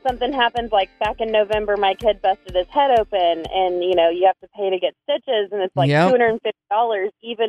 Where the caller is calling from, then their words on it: Springdale, Arkansas, United States; calling from Springdale.